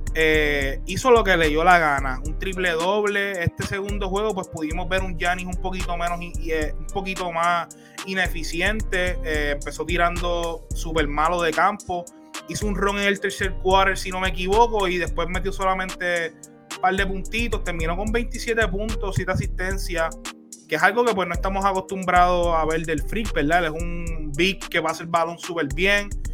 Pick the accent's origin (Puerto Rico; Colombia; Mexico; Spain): Puerto Rico; somos de Puerto Rico, orgullosos de nuestra patria